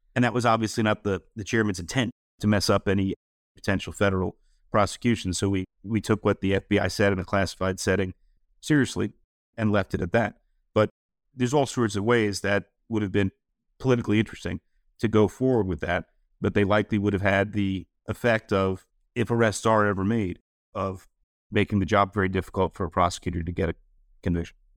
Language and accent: English; New York City, New York, United States; I'm a, I'm a New Yorker at, uh, Manhattanite